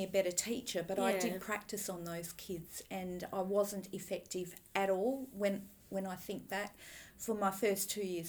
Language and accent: English; Perth, Western Australia, Australia; also born or lived in Wyndham, Western Australia